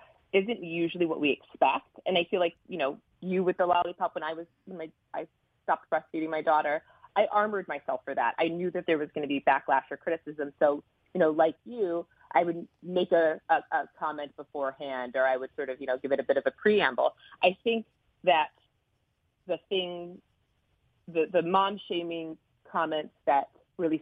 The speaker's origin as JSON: {"language": "English", "region": "Midwest", "country": "United States", "tie": "born or raised there", "said": "we grew up in the Midwest"}